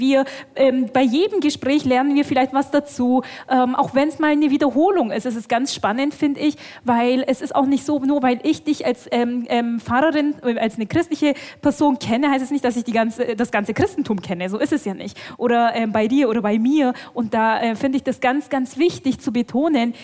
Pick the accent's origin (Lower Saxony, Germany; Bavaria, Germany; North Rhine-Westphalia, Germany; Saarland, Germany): Bavaria, Germany; Bavarian Swabia, Germany; komme aus dem schwäbischen Teil von Bayern. Ähm, also ich bin hier schon fast im Heimat